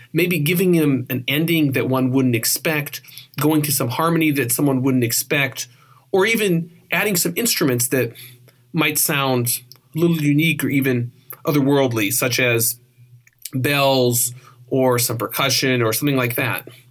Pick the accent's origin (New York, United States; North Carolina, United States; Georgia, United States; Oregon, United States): Oregon, United States; moved away; also born or lived in California; I grew up on the West Coast, and Oregon and a little bit of California.